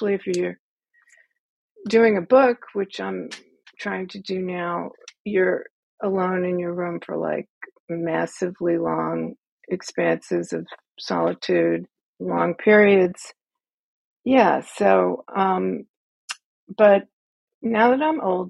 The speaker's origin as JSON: {"language": "English", "town": "New Orleans", "region": "Louisiana", "country": "United States", "said": "I'm from New Orleans"}